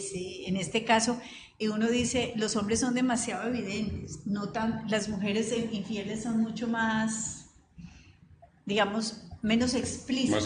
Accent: Cali, Valle del Cauca, Colombia; moved away as an adult; viví tantos años por fuera de Cali que cuando yo me fui de Cali, la Topa Tolondra no existía

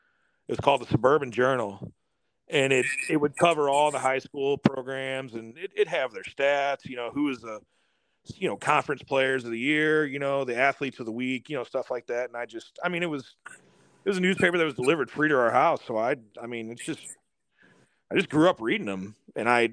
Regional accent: St. Louis, Missouri, United States; I'm from St. Louis

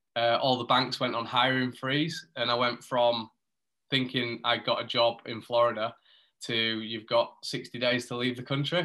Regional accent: Huddersfield, Yorkshire and the Humber, United Kingdom; I grew up in Huddersfield, which is maybe like 30, 40 minutes from Leeds.

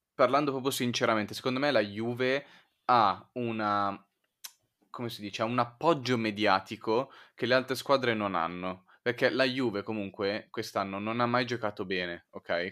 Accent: Milan, Lombardy, Italy; da milanese

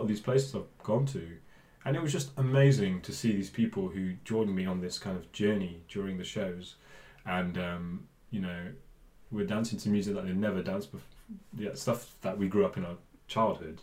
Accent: Bristol, South West England, United Kingdom; I grew up in Bristol, um, but I'm from a Punjabi family

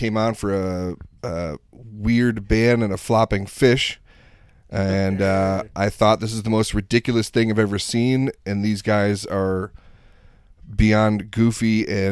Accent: Buffalo, New York, United States; I grew up in Buffalo

